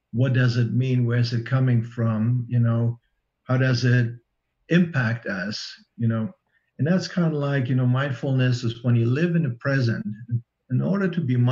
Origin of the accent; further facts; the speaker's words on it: Germany; I grew up under communism in East Germany